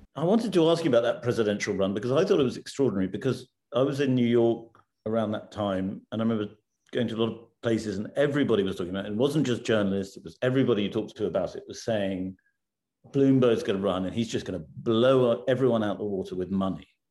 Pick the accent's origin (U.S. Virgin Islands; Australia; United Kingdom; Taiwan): United Kingdom; as a Brit